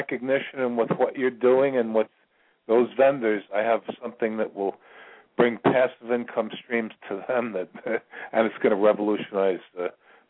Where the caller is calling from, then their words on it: Virginia, United States; I'm calling from Virginia.